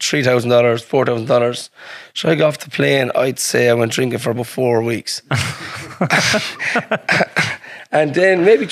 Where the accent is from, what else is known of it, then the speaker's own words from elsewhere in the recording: Ireland; accent: thick Irish; also born or lived in Australia; my thick Irish accent